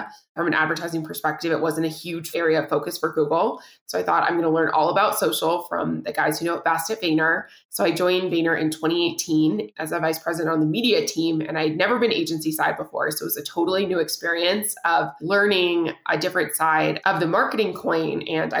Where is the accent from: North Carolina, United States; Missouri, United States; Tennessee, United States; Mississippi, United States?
Tennessee, United States; Nashville; moved away as an adult; also born or lived in California / Minneapolis; I'm originally from Nashville, Tennessee, and I went to college in California.